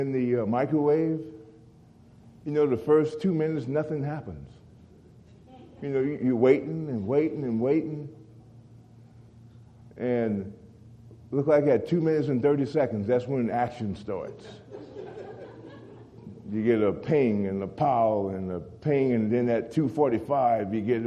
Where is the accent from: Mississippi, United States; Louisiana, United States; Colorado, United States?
Louisiana, United States; now in Oklahoma, United States; growing up in Louisiana around alligators